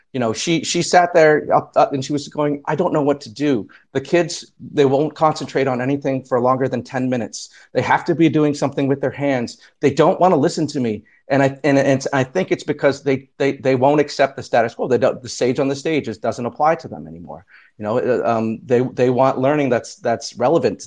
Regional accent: Canada; now in New Jersey, United States; I am also Canadian

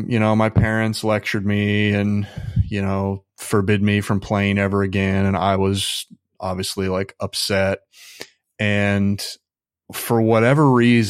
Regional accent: Midwest, United States; Well, I grew up in the Midwest, so conservatism is pretty dominant there, yeah, at least where I was.

